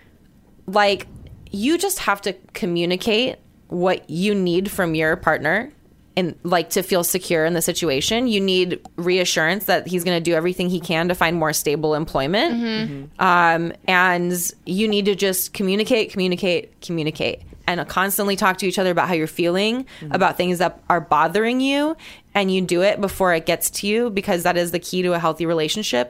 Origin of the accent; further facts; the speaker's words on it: Guam; also born or lived in Gainesville, Florida; now in Atlanta, United States; I'm from Guam, so I'm not from this landmass. I'm from a completely different like culture